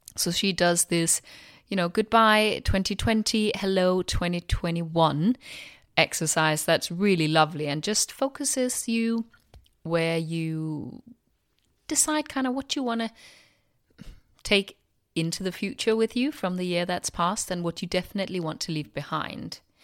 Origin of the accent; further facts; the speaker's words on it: Denmark; now in London, United Kingdom; I'm from Denmark